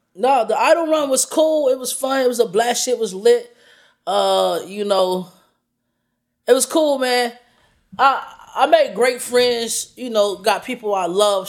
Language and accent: English; Orlando, Florida, United States; I'm from Orlando.